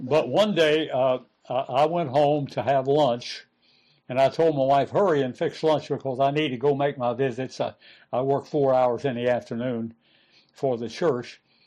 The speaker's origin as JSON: {"language": "English", "region": "West Virginia", "country": "United States", "moved": "as an adult", "said": "I was from West Virginia"}